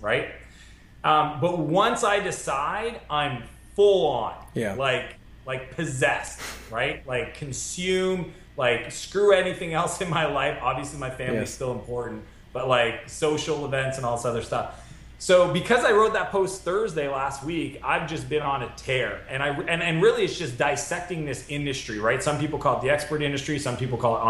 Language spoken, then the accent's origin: English; Moncton, New Brunswick, Canada; moved away as an adult; also born or lived in San Francisco; my hometown because I built Clarity out of Canada